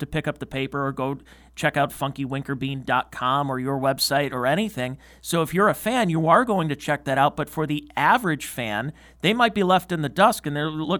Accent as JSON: {"language": "English", "town": "Cleveland", "region": "Ohio", "country": "United States", "tie": "born or raised there", "said": "I grew up in the Cleveland area"}